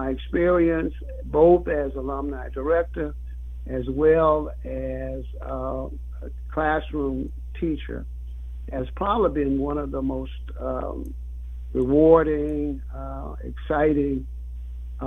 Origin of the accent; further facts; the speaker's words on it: Jonesboro, Louisiana, United States; moved away as an adult; also born or lived in Washington, D.C. / Lafayette, Louisiana; it was always my intent to return to my home state and my hometown. With all the knowledge and expertise I'd learned during those days in Washington, I wanted to come back to Louisiana, Brian, and to apply some of the knowledge and programs that I had been introduced to a small town like Jonesboro